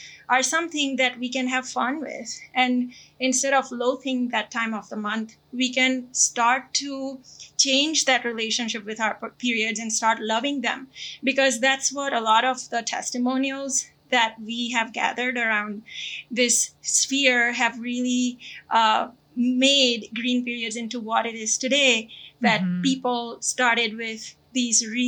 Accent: India; moved away; I come from India

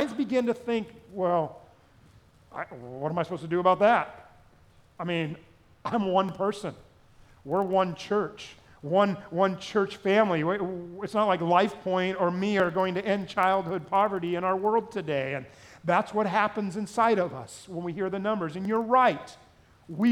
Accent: Southern California, United States; growing up in Southern California

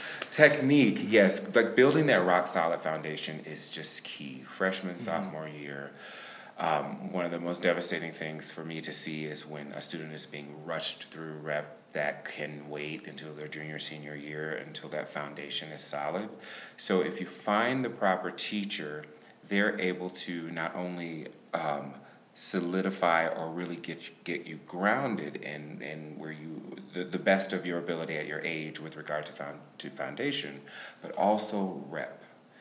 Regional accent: Macon, Georgia, United States; Macon, Georgia.

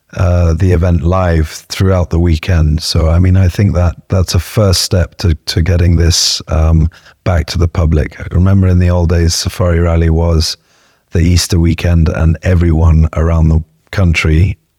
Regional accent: Kenya; I'm Kenyan

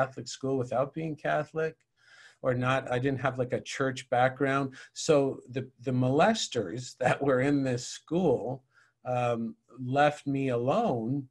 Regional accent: St. John's, Newfoundland and Labrador, Canada; moved away; I lived in St. John's, Newfoundland

